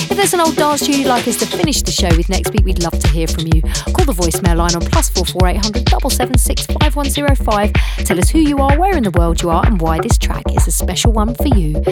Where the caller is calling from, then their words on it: London, United Kingdom; I'm calling from London.